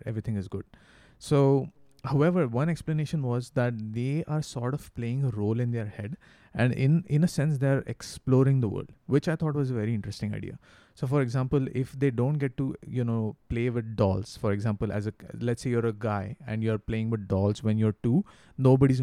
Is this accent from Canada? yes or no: no; India; Ra and me, we are Indian people, you know, we have a different culture